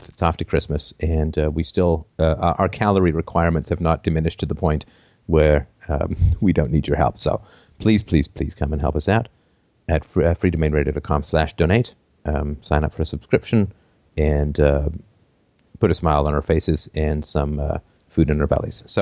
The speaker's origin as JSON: {"language": "English", "region": "England", "country": "United Kingdom", "tie": "born or raised there", "also_born_or_lived": "Canada", "said": "And I grew up among the poor. I think I have some insights around the poor. I grew up poor in England. I grew up poor in Canada lived in a variety of, of locations."}